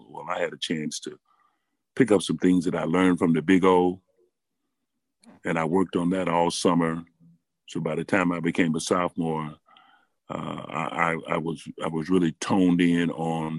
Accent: Chicago, Illinois, United States; moved away as an adult; also born or lived in New York; I'm from Chicago, and I was raised up in Augier Gardens

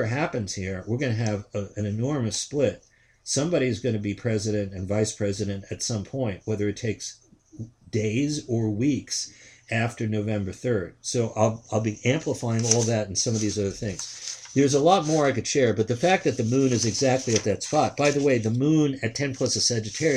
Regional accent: New York City, New York, United States; I'm born in Queens, New York. It's not far from where he was born. I'm born 4 years after he's born. I grew up in New York City

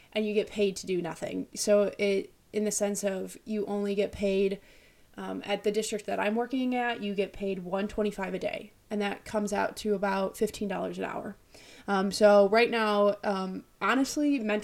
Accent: Illinois, United States; also born or lived in Russia; I'm from Illinois. Originally, I was born in Russia. My parents adopted me when I was 1.5. I've lived here my whole life

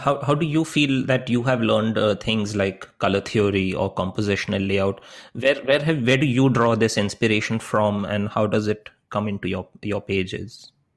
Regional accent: India; moved away; when I was growing up in India

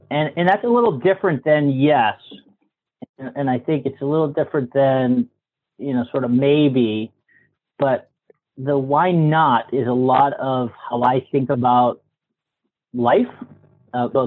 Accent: Massachusetts, United States; moved away

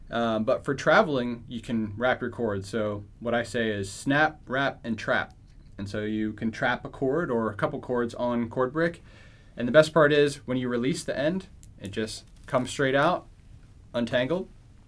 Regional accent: Philadelphia, Pennsylvania, United States; in Philadelphia.

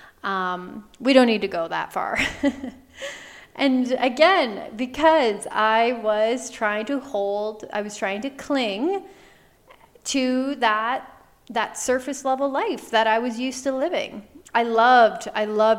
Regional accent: Canada; moved away as an adult; I moved back home to my home province. I'm originally Canadian

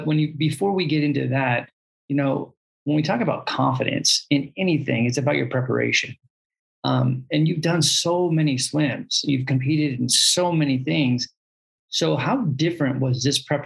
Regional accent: California, United States; we're from California

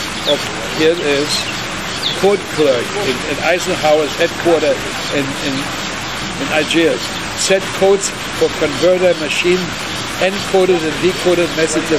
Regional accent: Berlin, Germany; English is a second language; also born or lived in Havana, Cuba / New York; now in United States; I was born in Berlin. So we spoke German

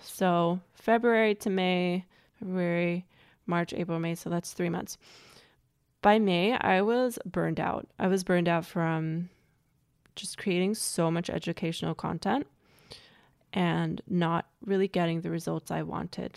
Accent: United States; also born or lived in Germany; I grew up in America as an immigrant

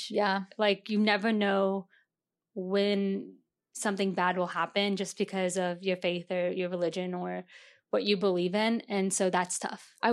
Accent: United States; born or raised there; now in Chicago, United States

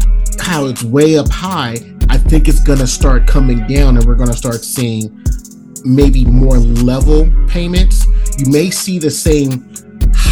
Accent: California, United States; as a Californian

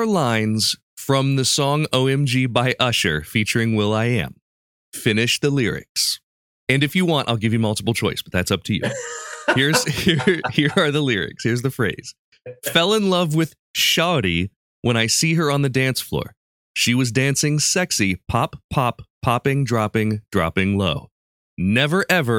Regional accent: Urbana, Ohio, United States; I grew up around Springfield. I grew up in Urbana

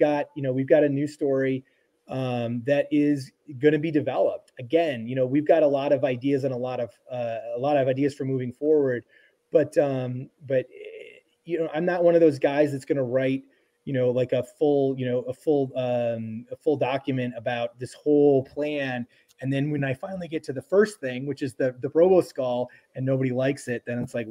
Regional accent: Minnesota, United States; I'm from Minnesota.

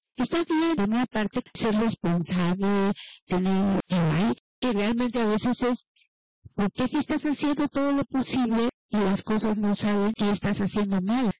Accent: Mexico; nuestro México.

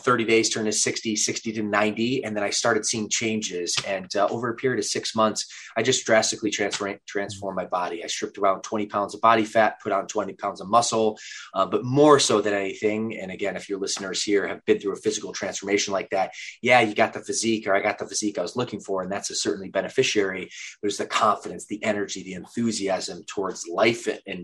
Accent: Midwest, United States; moved away as an adult; also born or lived in Atlanta, Georgia / Los Angeles, California; I'm from the Midwest, which would be partly true. I spent the first 10 years in Atlanta

